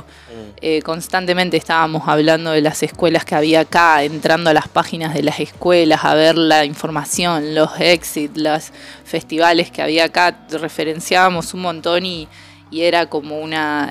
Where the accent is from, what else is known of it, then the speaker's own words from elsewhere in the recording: Argentina; como argentines